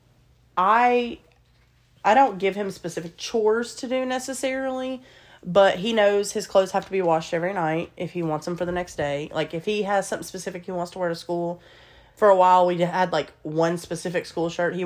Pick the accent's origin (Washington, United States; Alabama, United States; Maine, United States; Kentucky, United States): Alabama, United States; I was born and raised in Alabama, and I've always lived in the South